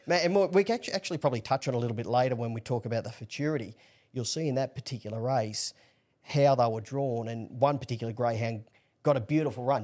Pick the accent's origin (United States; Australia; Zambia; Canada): Australia; Newcastle, New South Wales; born and bred in Newcastle